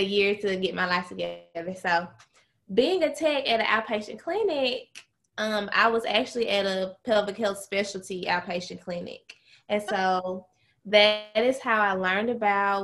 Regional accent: Charleston, Mississippi, United States; I am from Mississippi, very small town called Charleston, Mississippi. In Charleston, I was a cheerleader in high school

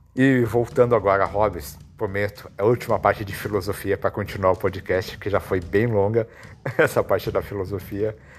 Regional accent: Brazil; como brasileiros

